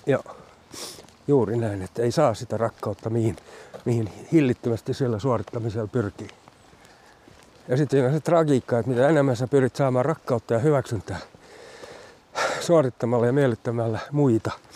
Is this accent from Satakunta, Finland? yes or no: no; Loviisa, Uusimaa, Finland; also born or lived in Sipoo; now in Porvoo, Finland; Mä oon kotoisin Lovisesta alun perin